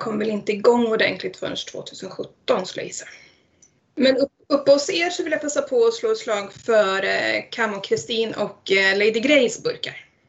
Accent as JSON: {"language": "Swedish", "town": "Eskilstuna", "region": "Södermanland", "country": "Sweden", "moved": "as an adult", "lives_now": "Ale, Sweden", "said": "jag är faktiskt från Eskilstuna från början"}